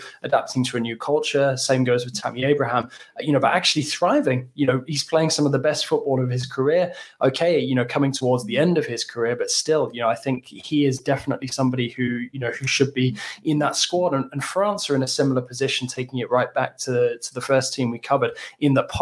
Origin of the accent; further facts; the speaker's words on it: England, United Kingdom; as an Englishman